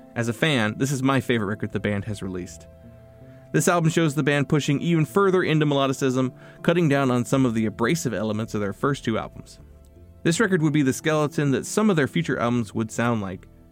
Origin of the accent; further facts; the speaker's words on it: North Carolina, United States; I am a lifelong resident of North Carolina